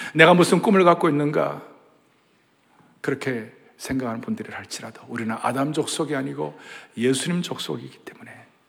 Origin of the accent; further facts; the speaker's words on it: southern Korea, South Korea; 제가 남쪽에서 태어났으니